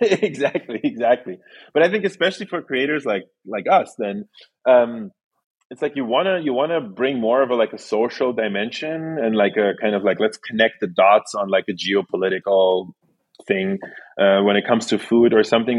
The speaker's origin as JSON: {"language": "English", "region": "Berlin", "country": "Germany", "tie": "born or raised there", "also_born_or_lived": "Saint Petersburg, Russia", "said": "then I moved to Germany, which is where I grew up, in Berlin, Germany"}